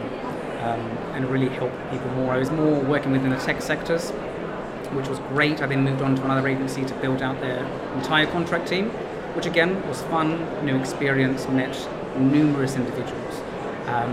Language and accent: English; Greece; being Greek